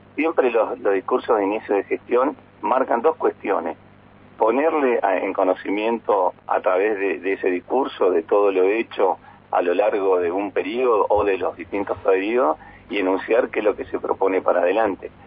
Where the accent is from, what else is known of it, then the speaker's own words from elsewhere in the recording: Plaza Huincul, Neuquén, Argentina; now in Neuquén, Argentina; soy de Winkle